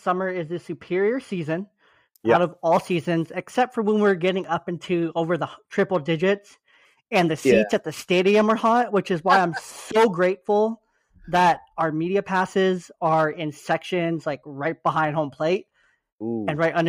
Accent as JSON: {"language": "English", "region": "California", "country": "United States", "tie": "born or raised there", "said": "Like I grew up in the Bay Area for high school."}